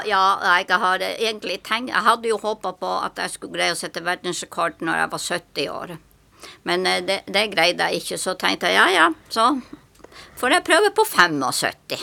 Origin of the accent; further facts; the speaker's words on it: Tromsø, Troms, Norway; now in Sørlandet, Norway; jeg er født i Tromsø, og som min mor og far og mine søsken bodde på ei øy som heter Håja. Det ligger utenfor Kvaløya, ut i, langt ute i havet. Og der jeg, bodde jeg til jeg var sju år.